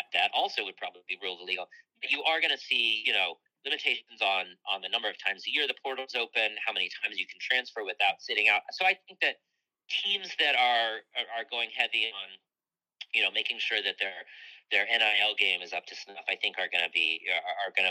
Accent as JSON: {"language": "English", "region": "Michigan", "country": "United States", "tie": "born or raised there", "said": "I grew up in Michigan"}